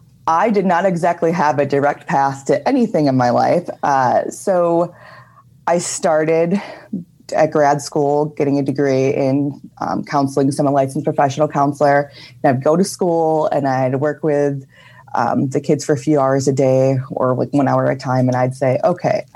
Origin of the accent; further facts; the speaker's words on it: Milwaukee, Wisconsin, United States; I'm from Milwaukee